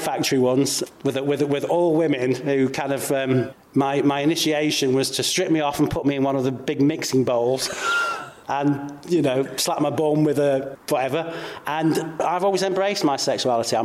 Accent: Cheshire, North West England, United Kingdom; I'm 57 years old and I'm from Cheshire

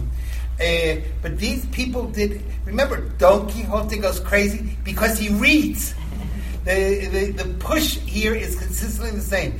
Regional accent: United States; also born or lived in New York; I grew up in New Jersey, in New York

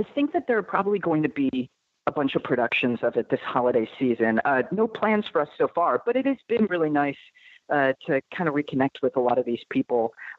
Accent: Detroit, Michigan, United States; moved away; We're from Detroit, Michigan

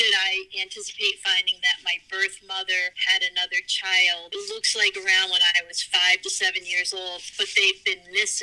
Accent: New Jersey, United States; also born or lived in Logan, West Virginia; I was adopted from West Virginia, and I was adopted in New Jersey

